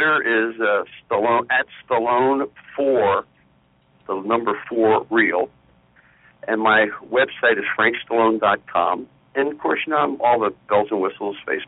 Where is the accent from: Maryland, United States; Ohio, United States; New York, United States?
Maryland, United States; Silver Spring; moved away; also born or lived in Potomac, Maryland; I grew up basically in Silver Spring.